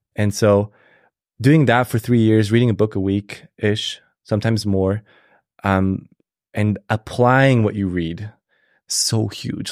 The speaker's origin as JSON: {"language": "English", "country": "Switzerland", "tie": "born or raised there", "moved": "as an adult", "lives_now": "United States", "said": "I was born and raised in Switzerland"}